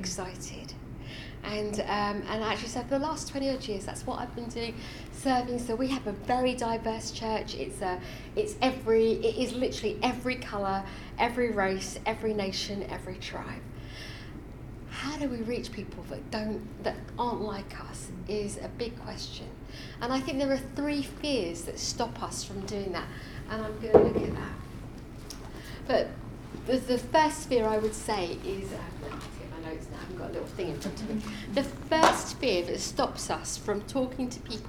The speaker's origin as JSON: {"language": "English", "region": "London", "country": "United Kingdom", "tie": "born or raised there", "also_born_or_lived": "India", "said": "I grew up in India, moved to Wimbledon, raised as a Sikh. At 12 years old, I became a Christian"}